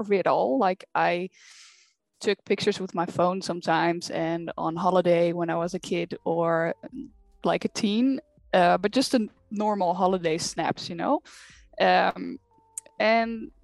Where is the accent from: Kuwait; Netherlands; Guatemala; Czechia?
Netherlands; I'm from the Netherlands